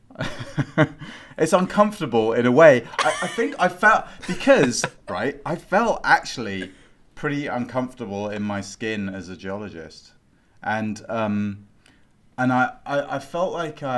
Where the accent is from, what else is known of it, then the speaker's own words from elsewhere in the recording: United Kingdom; accent: British; moved away as an adult; I'm also a Brit. Or I was.